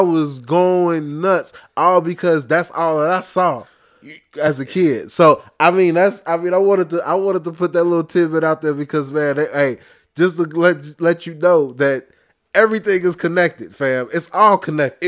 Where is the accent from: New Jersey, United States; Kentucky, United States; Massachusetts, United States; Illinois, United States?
Illinois, United States; Chicago; I'm from Inglewood